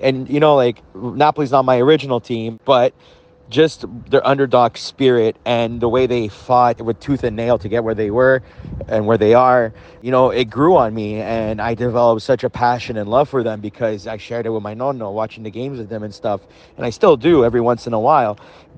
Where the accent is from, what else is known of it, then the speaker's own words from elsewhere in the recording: Montreal, Quebec, Canada; I'm from Montreal, Canada.